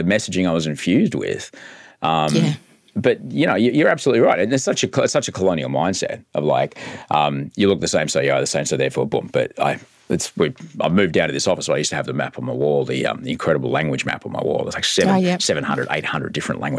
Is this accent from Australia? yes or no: yes; Brisbane, Queensland, Australia; Growing up in Brisbane